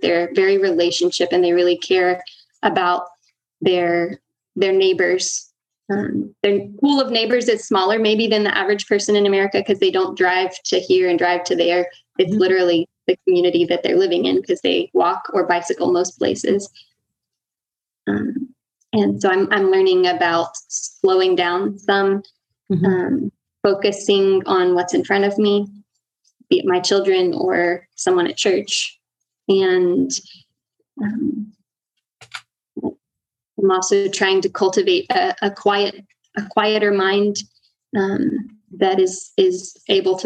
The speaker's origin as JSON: {"language": "English", "country": "United States", "tie": "born or raised there", "moved": "as an adult", "lives_now": "Honduras", "said": "I grew up homeschooled in the States"}